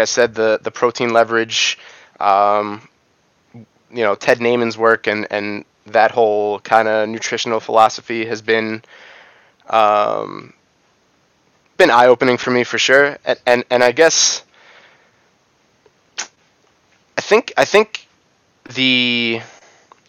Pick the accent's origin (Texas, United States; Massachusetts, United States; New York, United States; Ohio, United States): New York, United States; I grew up in New York.